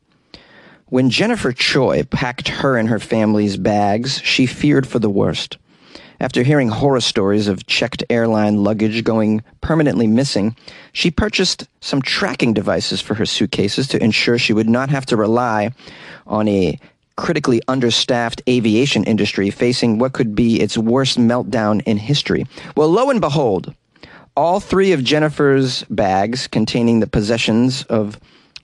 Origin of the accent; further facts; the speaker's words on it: United States; I'm an American.